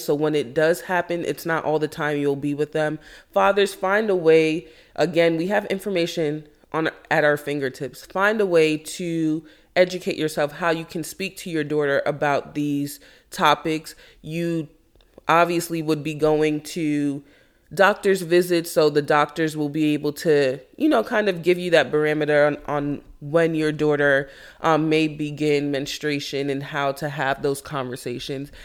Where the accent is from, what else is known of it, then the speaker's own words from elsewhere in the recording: Jamaica; I am Jamaican